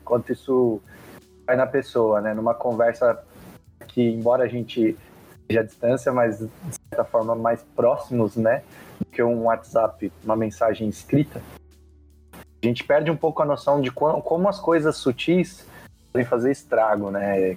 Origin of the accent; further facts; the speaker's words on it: São Paulo, Brazil; tenho 35 anos, de São Paulo, capital